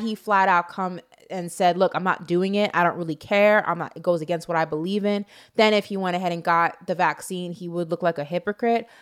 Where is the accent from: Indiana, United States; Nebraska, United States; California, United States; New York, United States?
New York, United States; as a New Yorker